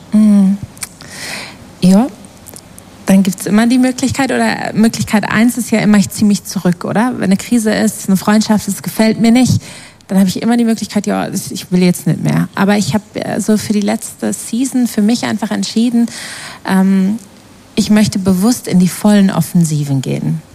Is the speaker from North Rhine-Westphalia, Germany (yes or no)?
yes; the heart of the Ruhr area, North Rhine-Westphalia, Germany; moved away as an adult; also born or lived in Australia; now in Switzerland; Aus dem Herzen des Ruhrgebiets